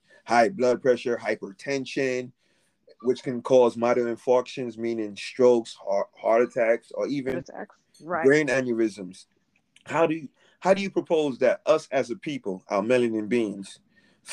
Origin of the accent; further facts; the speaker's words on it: Haiti; me being Haitian as well, me being born in the land